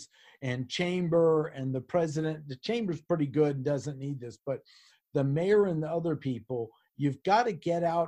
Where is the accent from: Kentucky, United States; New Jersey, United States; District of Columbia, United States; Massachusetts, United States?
District of Columbia, United States; Washington; now in North Carolina, United States; I was born and raised in Washington, D.C. I love it here.